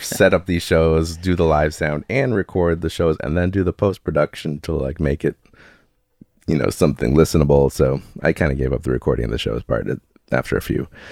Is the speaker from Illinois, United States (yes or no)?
yes; Chicago, Illinois, United States; now in San Diego, United States; I grew up in Chicago area